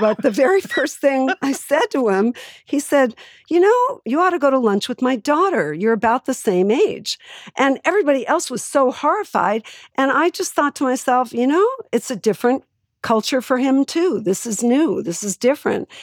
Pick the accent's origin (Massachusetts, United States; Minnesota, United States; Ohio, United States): Massachusetts, United States; Boston; growing up in Boston